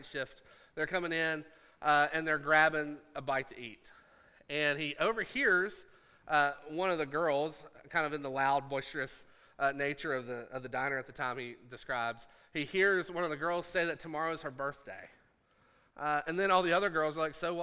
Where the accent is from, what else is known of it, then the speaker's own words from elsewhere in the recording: Appalachia, United States; I'm from Appalachia.